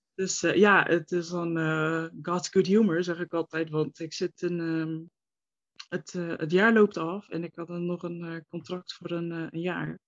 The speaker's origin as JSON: {"language": "Dutch", "town": "Rotterdam", "region": "South Holland", "country": "Netherlands", "tie": "born or raised there", "said": "ik ben 28, ik kom uit Rotterdam. En daar mhm. woon ik ook eh, nu nog steeds."}